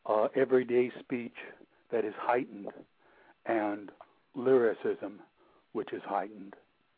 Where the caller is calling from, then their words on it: Sonoma, California, United States; This is Sonoma, up north.